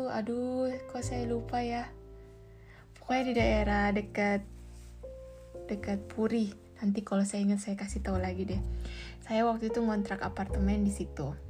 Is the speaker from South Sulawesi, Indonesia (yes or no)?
yes; Makassar, South Sulawesi, Indonesia; saya akan pulang ke Makassar untuk mengurus e, semua keperluan surat-surat pernikahan saya karena saya asal Makassar, lalu kami akan menikah di Bali dan dengan WNA.